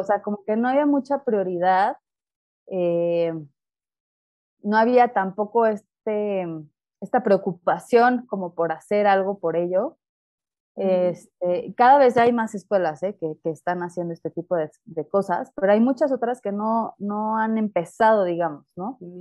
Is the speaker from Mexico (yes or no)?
yes; Mexico City, Mexico; soy de la Ciudad de México